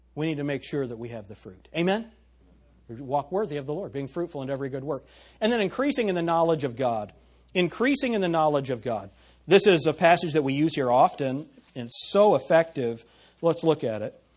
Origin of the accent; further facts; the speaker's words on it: United States; we're American